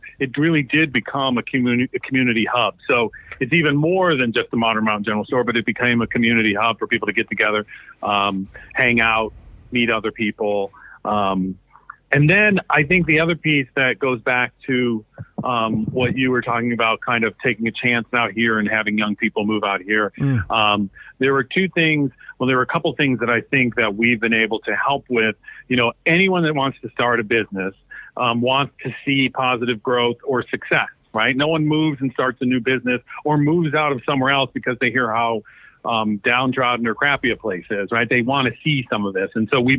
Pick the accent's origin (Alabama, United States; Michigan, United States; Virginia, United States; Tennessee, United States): Michigan, United States; Detroit; born there; also born or lived in New York / Los Angeles / Washington, District of Columbia, United States; And then I was born in Detroit, lived in many places, New York, LA, DC.